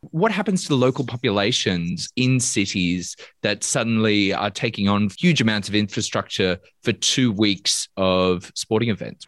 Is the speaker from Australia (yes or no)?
yes; Australia; people of of my generation's experience of Sydney and of of being an Australian